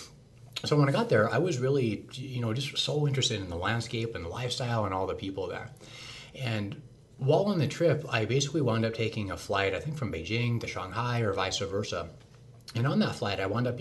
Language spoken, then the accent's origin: English; South Central Montana, United States; moved away; also born or lived in Oregon / Portland / Boston, Massachusetts; I grew up in South Central Montana.